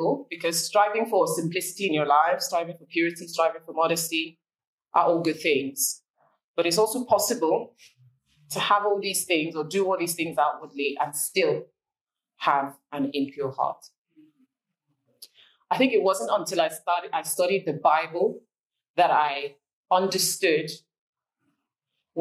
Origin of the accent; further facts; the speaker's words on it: Nigeria; moved away; growing up in Nigeria